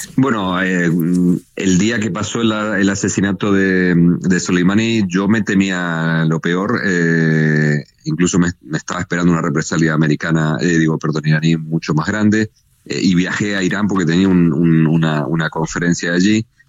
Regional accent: Mexico

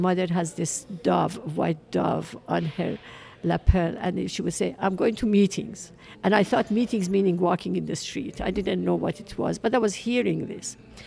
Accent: Iran; now in United States; I was born in Iran in 1947

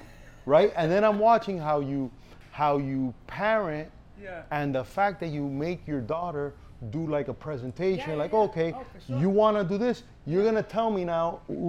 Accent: Cuba; moved away; also born or lived in Miami, United States; I was born in Cuba.

